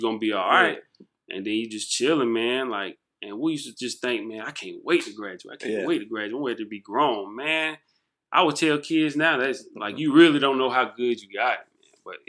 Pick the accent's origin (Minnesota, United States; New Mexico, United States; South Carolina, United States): South Carolina, United States; Jonesville; I'm from Jonesville, South Carolina, man. Like, I'm proud of where I'm from.